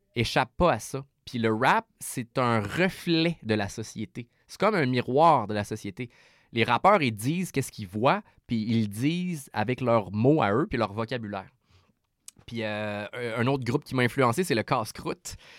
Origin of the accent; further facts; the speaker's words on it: Quebec City, Quebec, Canada; je viens de Québec